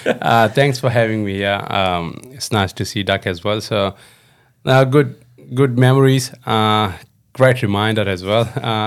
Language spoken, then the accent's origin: English; Pakistan; It's a nice part of the world and of the country as well. We're not far from Himalayas, so it's very beautiful.